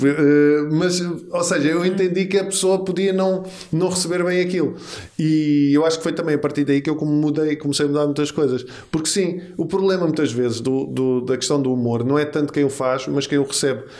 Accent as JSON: {"language": "Portuguese", "region": "Lisbon", "country": "Portugal", "said": "Eu sou dos Olivais. Olivais, portanto, eu sou de um bairro"}